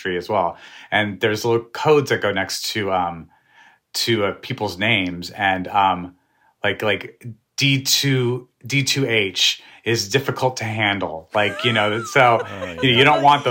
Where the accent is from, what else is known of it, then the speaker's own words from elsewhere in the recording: New Mexico, United States; I'm from New Mexico. We love the food we grew up eating.